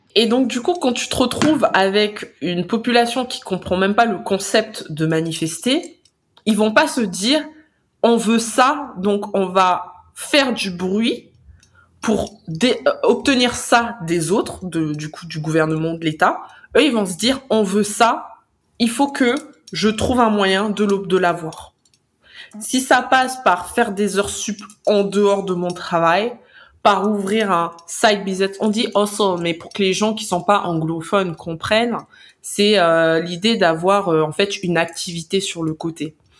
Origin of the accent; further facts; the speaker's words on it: France; en tant que Français